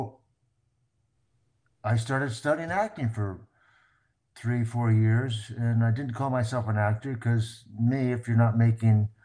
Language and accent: English; Covina, California, United States; also born or lived in Hollywood, Los Angeles; I was born on Hollywood Boulevard, believe it or not, and grew up in Covina.